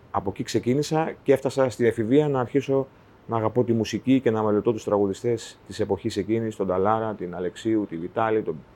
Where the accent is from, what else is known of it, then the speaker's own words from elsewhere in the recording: Cherso, Central Macedonia, Greece; Κάθε φορά που φτάνω στο χωριό μου και διαβάζω την πινακίδα ε, που λέει Καλώ ήρθατε στο, στο Χέρσο. Ε, κάτι παθαίνω, ρε